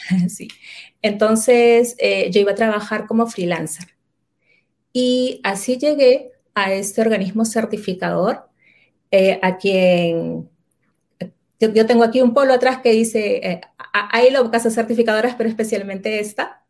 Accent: Lima, Peru; yo nací y vivo actualmente en Lima, en la ciudad de Lima, en la parte este de la ciudad, en Lima, Perú

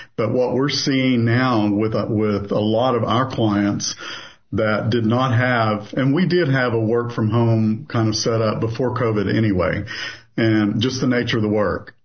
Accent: southeastern Kentucky, United States; moved away as an adult; also born or lived in Louisville, Kentucky; now in Knoxville, United States; I was born in Louisville, Kentucky. I grew up in southeastern Kentucky

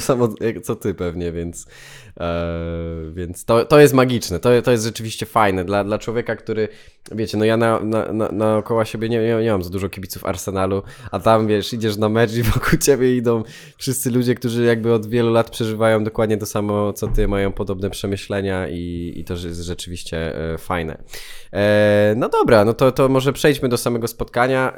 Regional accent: Poland; Opowiadałem, że z Polski

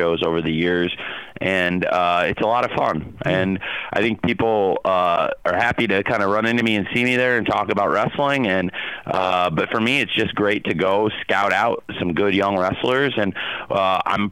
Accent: Champaign, Illinois, United States; I grew up in Champaign, Illinois, around the college football and college basketball teams of the University of Illinois

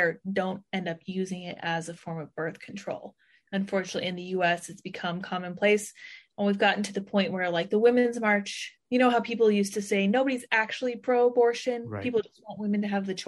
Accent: Colorado, United States; I'm from Colorado

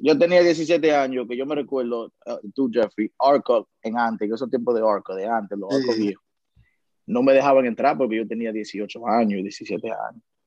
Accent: Dominican Republic; now in New York, United States; yo soy un dominicano, un dominicano normal que le gusta comer su mangú por la mañana

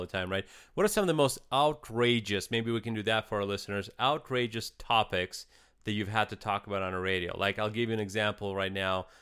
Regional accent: Eastern Ukraine, Ukraine; now in United States; I'm actually from Ukraine

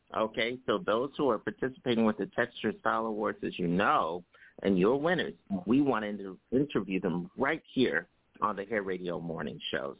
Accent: New York City, New York, United States; New York City, my hometown here, uh, which is uh, where I live.

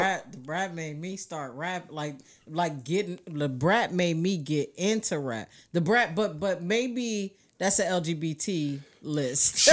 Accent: New York, United States; moved away; also born or lived in New Jersey; I'm from New York

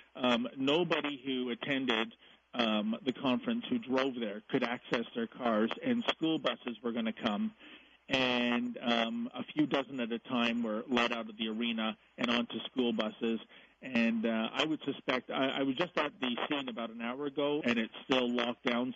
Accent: Canada; I'm a Canadian.

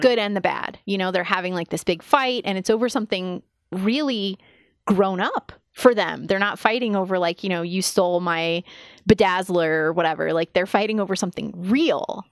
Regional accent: United States; as an American

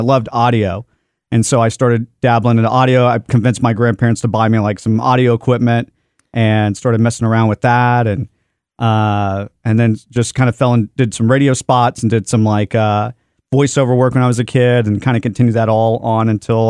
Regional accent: Dallas, Texas, United States; I grew up here in Dallas

